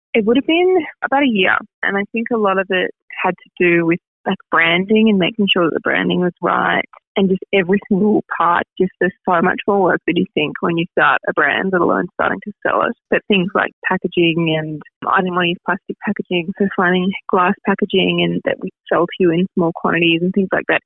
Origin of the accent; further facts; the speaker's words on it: Melbourne, Victoria, Australia; also born or lived in Germany; I grew up in Melbourne and finished school and went to uni straight away